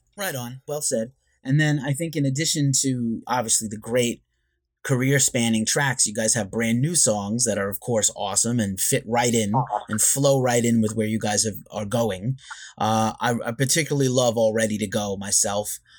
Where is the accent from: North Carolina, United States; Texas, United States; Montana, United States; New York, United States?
New York, United States; I'm a New Yorker also